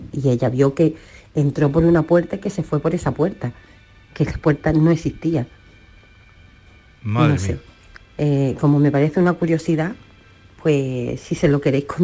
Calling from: Málaga, Andalusia, Spain; Eh, yo soy … de Málaga, que en Carlos de Haya también ha pasado eso y a mi madre le pasó.

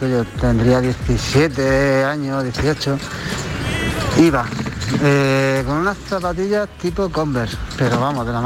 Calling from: Granada, Andalusia, Spain; Ah, buenas tardes … de Granada.

